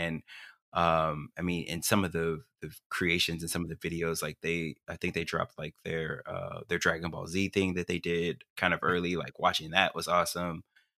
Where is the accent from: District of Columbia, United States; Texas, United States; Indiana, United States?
Texas, United States; Mostly Dallas suburbs.